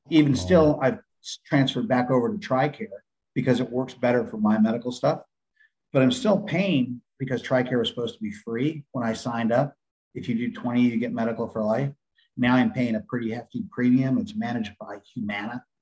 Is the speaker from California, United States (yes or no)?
yes; San Diego, California, United States; moved away as an adult; now in Kentucky, United States; I was getting sick of California, even though I grew up there.